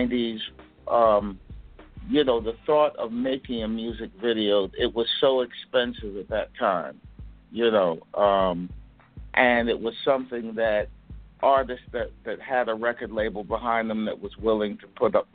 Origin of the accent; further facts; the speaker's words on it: New York City, New York, United States; I'm from New York, from Brooklyn